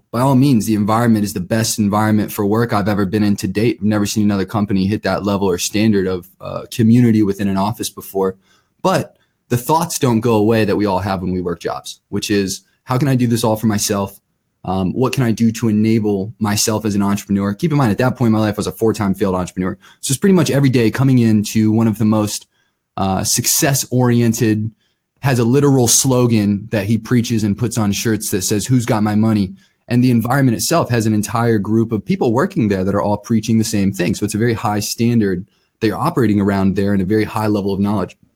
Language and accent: English; Akron, Ohio, United States; moved away as an adult; also born or lived in Colorado; born and raised in Akron, Ohio.